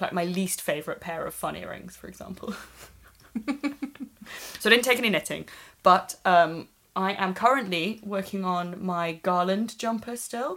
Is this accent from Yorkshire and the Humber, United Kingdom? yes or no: no; Swansea, Wales, United Kingdom; where I grew up in Swansea.